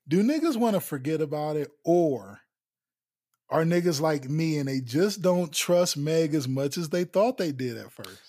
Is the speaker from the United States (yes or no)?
yes; United States; I grew up in East Haven